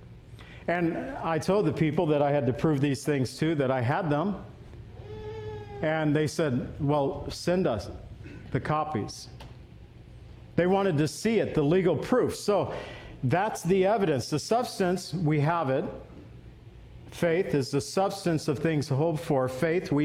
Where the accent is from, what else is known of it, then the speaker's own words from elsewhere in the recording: Waukegan, Illinois, United States; I was born on August 2nd, 1960 in Waukegan at Victory Hospital